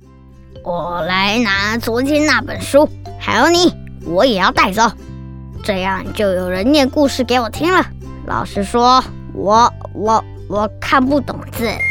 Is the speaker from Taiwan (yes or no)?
yes; Taichung, Taiwan; 我是来自台中的